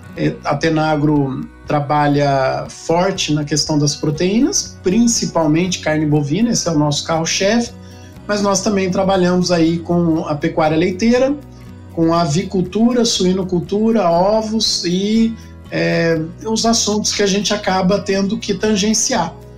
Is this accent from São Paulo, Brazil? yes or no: yes; interior of São Paulo, Brazil; eu nasci em São Paulo, na capital, mas eu sou de família do interior, né? Meus pais estavam morando em São Paulo quando, quando eu nasci. E logo de logo cedo a gente voltou para o interior